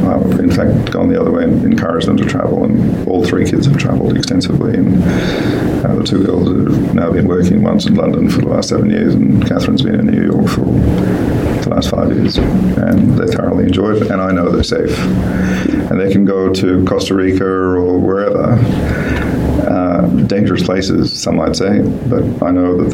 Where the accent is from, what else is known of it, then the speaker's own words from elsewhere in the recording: St Kilda, Victoria, Australia; also born or lived in India; I think, again, very lucky to have grown up around St Kilda and seen a lot of real life, and also growing up in India in some very big cities